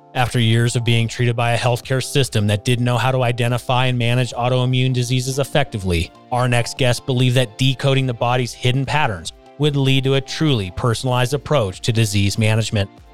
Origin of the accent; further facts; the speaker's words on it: West Coast, United States; now in Colorado, United States; I grew up on the West Coast